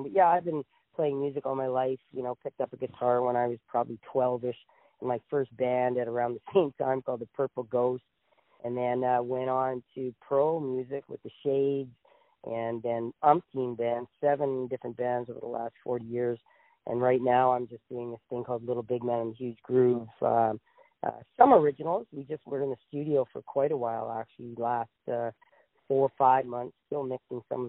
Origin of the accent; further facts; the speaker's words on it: Ottawa, Ontario, Canada; I was born and raised in Ottawa, and I still live in Ottawa